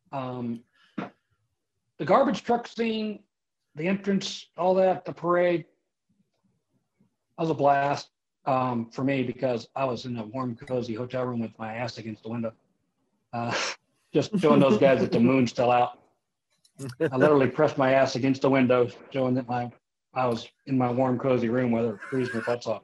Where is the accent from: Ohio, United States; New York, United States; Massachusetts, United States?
Ohio, United States; Leavittsburg; I'm from a small steel mill town in Northeast Ohio. I'm from Leavittsburg, Ohio